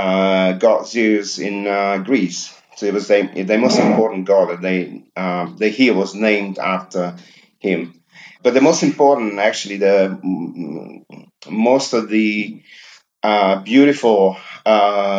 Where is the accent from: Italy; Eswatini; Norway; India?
Italy; Rome, Lazio; living in Rome, growing up in Rome, because that's where I'm from the city of Rome.